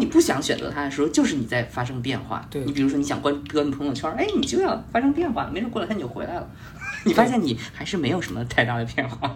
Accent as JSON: {"language": "Chinese", "region": "Yunnan", "country": "China", "said": "我是云南的"}